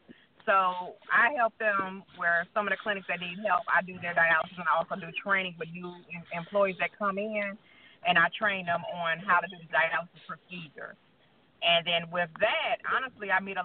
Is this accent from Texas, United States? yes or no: no; Rockford, Illinois, United States; now in Alabama, United States; I'm originally from Rockford, Illinois, and I live in Alabama at this time